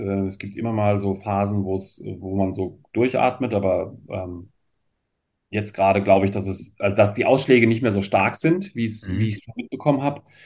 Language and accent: German; Germany; also born or lived in France; bei uns in Deutschland